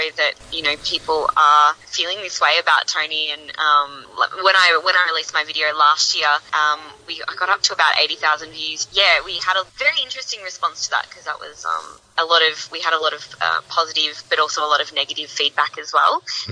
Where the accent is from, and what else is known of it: Geelong, Victoria, Australia; born or raised there; now in Melbourne, Australia